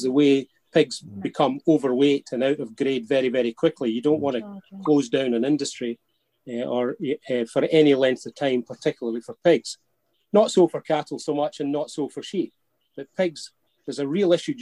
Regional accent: Scotland, United Kingdom; accent: Scots; I hope my Scots accent rapid fire doesn't

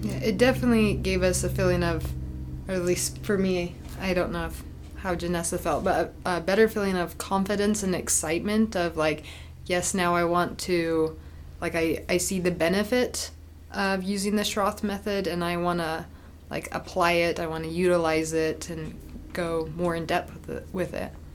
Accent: Utah, United States; I'm from Utah

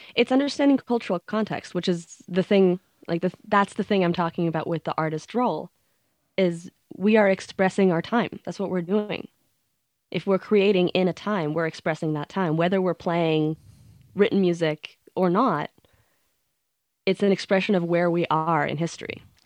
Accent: Sweden; growing up in Sweden

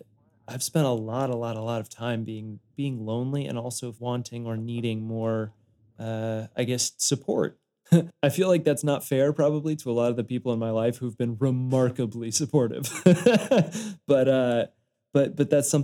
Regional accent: Denver, Colorado, United States; now in Nashville, United States; I came from Denver and I would go back to Denver probably 3, 4, 5 times a year to play shows and kind of reconnect with my fan base and friends there.

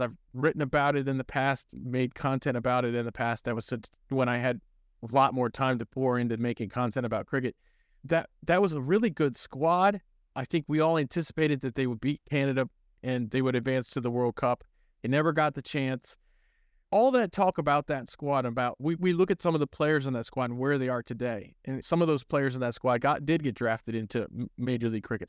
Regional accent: College Park, Maryland, United States; I grew up in the College Park area

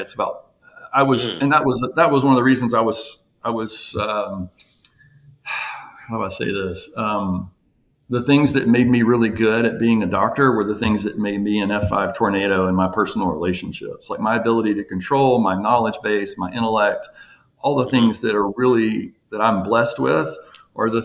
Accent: Jackson, Mississippi, United States; moved away as an adult; also born or lived in Florida; now in Nashville, United States; I'm from Jackson, Mississippi, went to school there, Mississippi State, Ole Miss for med school.

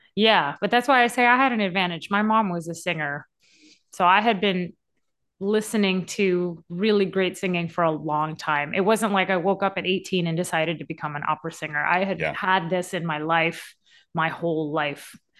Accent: Louisiana, United States; I grew up in Louisiana.

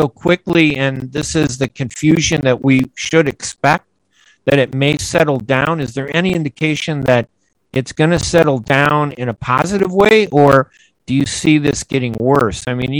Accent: United States; as an American and a journalist and writer

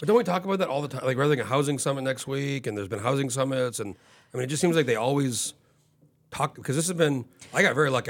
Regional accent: New Mexico, United States; moved away as an adult; now in Anchorage, United States; I grew up in New Mexico and I moved here when I was nineteen

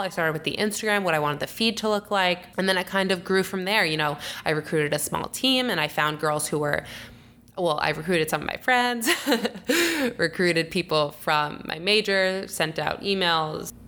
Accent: Long Island, New York, United States; also born or lived in Syracuse, United States; now in New York City, United States; I grew up on Long Island

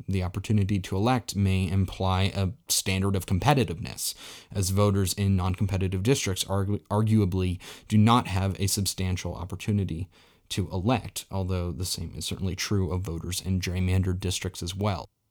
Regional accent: Colorado, United States; Colorado, his and my home state

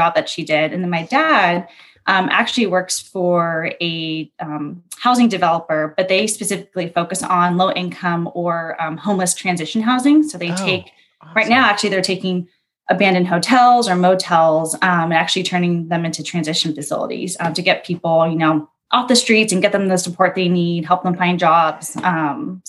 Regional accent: San Diego, California, United States; moved away as an adult; also born or lived in Berkeley, California; I'm originally from San Diego.

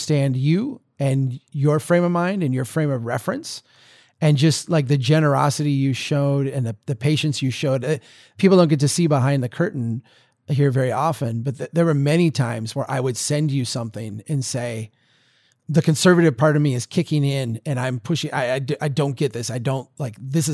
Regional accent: Minnesota, United States; accent: deep Minnesota; my deep Minnesota accent

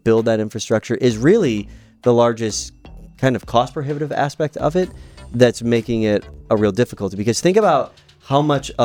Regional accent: St. Louis, Missouri, United States; we're from St. Louis

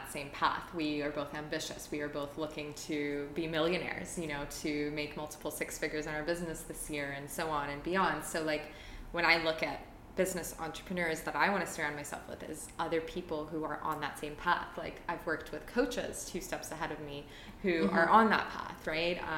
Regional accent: Toronto, Ontario, Canada; moved away as an adult; I'm originally from Toronto

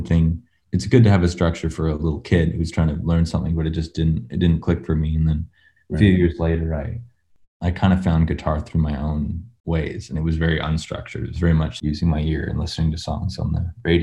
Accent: North Saanich, British Columbia, Canada; I grew up north of capital city of BC, Victoria, in a little town called North Saanich

